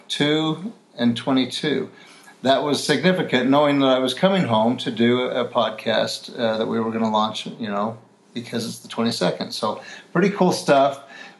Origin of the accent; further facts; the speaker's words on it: Salt Lake City, Utah, United States; I'm from Salt Lake City, Utah